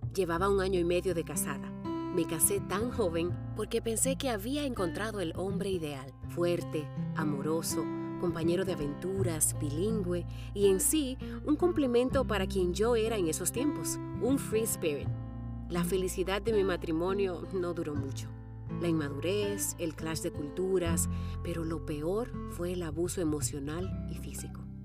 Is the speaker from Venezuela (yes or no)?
no; Dominican Republic; now in Seattle, United States; soy dominicana y desde mi pequeño estudio casero en Seattle